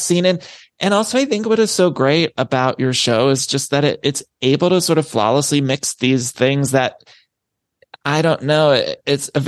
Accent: Ohio, United States; I'm from Ohio

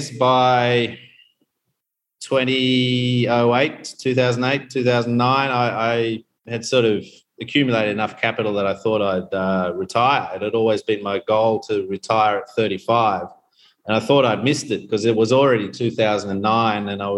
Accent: Queensland, Australia; moved away as an adult; also born or lived in Canberra / South Korea / Hong Kong / Bali, Indonesia; now in Tanzania; I grew up in Queensland

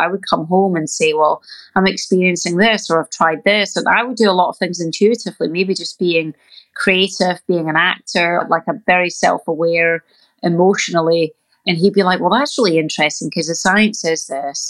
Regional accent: Scotland, United Kingdom; moved away as an adult; now in California, United States; when you grow up in Scotland

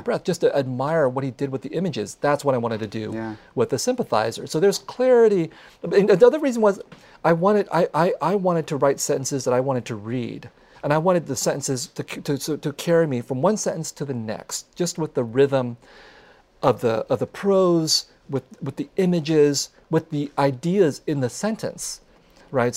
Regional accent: San Jose, California, United States; I grew up with them in San Jose of the 1970s and 1980s

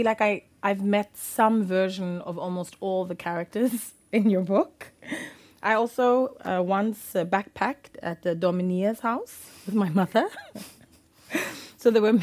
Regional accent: South Africa; as a South African

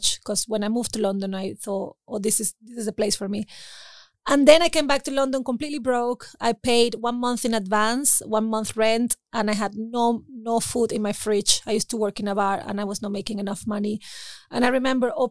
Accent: Venezuela; also born or lived in Caracas, Venezuela / Spain; now in Berlin, Germany; Oh, I was born in Venezuela in the countryside. I'm from a little village. But then me and my mom, we moved to Caracas.

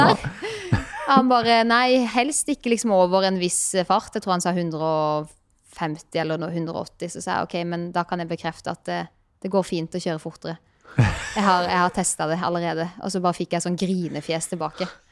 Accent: Birkeland, Agder, Norway; moved away; Jeg er fra Birkeland

